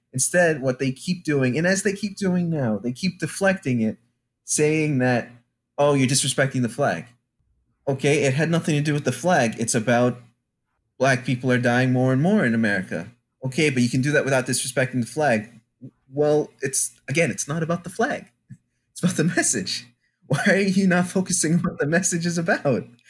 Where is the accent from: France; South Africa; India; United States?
United States; Franklin, Massachusetts; also born or lived in Louisiana; I came from Franklin, Massachusetts, where I believe by the time my family moved here from, from Louisiana